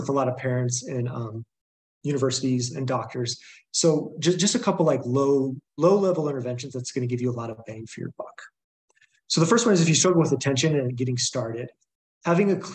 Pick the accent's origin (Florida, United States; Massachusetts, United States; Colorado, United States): Colorado, United States; Boulder; moved away as an adult; also born or lived in Ohio; I'm from Boulder, Colorado